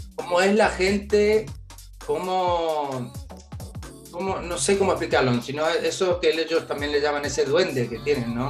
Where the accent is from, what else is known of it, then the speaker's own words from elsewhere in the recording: Argentina; yo soy, obviamente, de Argentina y, y, bueno, no solo por ser argentino